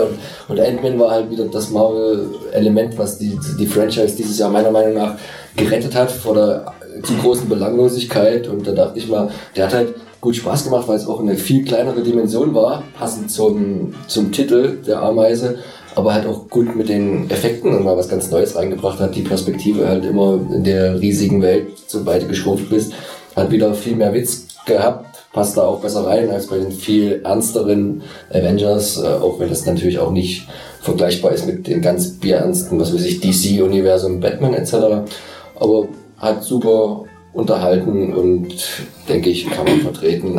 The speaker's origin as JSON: {"language": "German", "town": "Leipzig", "region": "Saxony", "country": "Germany", "tie": "born or raised there", "said": "für mich als Leipziger"}